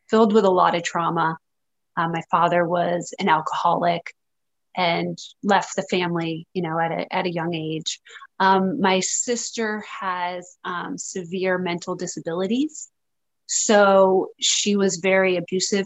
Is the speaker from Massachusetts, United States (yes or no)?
yes; Massachusetts, United States; moved away as an adult; also born or lived in Los Angeles; I grew up in Massachusetts